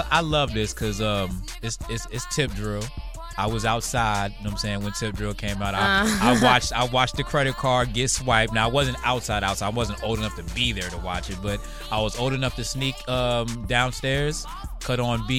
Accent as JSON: {"language": "English", "region": "Louisiana", "country": "United States", "said": "I'm from Louisiana."}